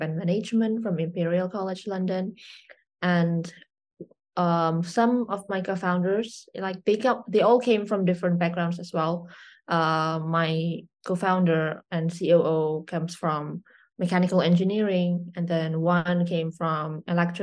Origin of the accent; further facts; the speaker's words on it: Indonesia; I'm from Indonesia, born and raised